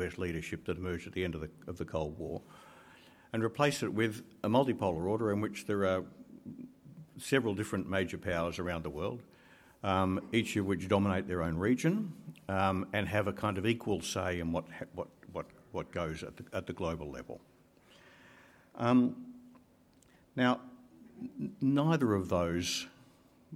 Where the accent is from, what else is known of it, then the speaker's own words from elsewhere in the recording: Canberra, Australian Capital Territory, Australia; I'm from Canberra